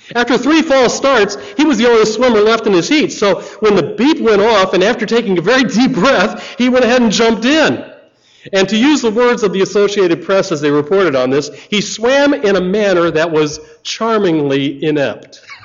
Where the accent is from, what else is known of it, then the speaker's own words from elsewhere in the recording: United States; I'm American